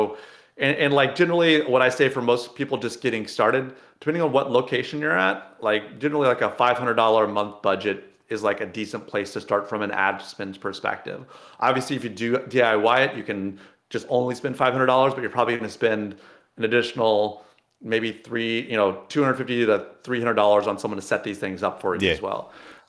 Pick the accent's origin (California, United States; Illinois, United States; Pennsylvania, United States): Illinois, United States; I grew up near Sydney, Illinois, right?